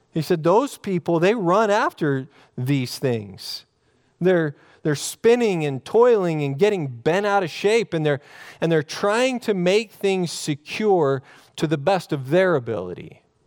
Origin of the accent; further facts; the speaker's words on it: Oregon, United States; growing up in Oregon